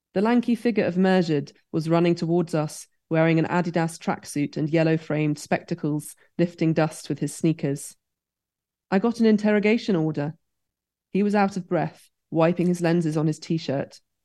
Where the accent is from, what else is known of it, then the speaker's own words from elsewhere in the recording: United Kingdom; growing up in Britain